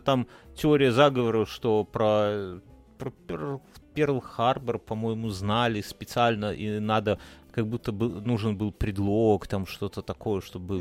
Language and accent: Russian; Belarus; мы как бы белорусы